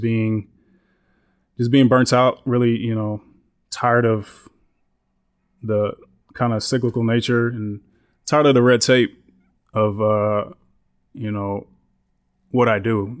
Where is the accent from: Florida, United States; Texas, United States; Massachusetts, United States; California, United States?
Texas, United States; Houston; moved away as an adult; now in Austin, United States; I grew up in Houston. I went to school in Houston